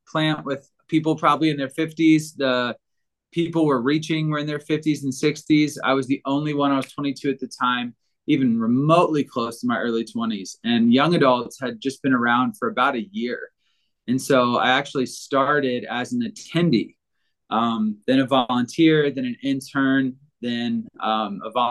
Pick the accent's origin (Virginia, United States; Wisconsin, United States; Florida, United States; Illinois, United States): Virginia, United States; now in Denver, United States; I grew up in Virginia